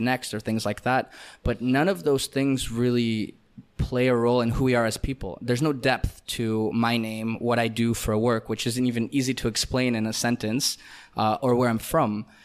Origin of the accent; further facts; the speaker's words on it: Canada; first language Russian; English is a second language; moved away; also born or lived in Israel; Born in Israel, raised in Canada